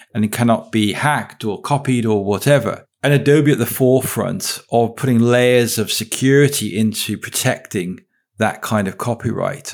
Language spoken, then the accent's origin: English; Wales, United Kingdom; I'm from Wales